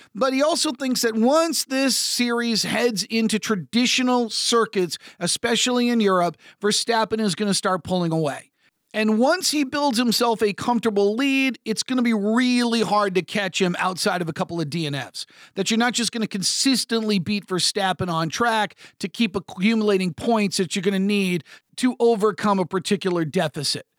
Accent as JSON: {"language": "English", "country": "United States", "said": "I'm an American sports talk show host"}